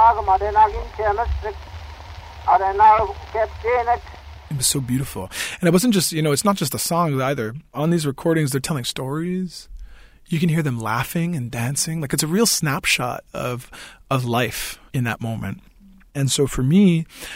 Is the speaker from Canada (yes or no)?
yes; Tobique First Nation, Wolastoqey territory, New Brunswick, Canada; I come from Tobik First Nation in Wolastoqey territory